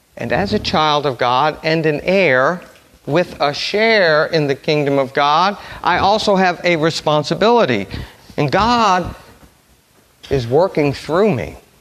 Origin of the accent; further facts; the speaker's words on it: New Orleans, Louisiana, United States; I'm from New Orleans. I went to Brother Martin High School.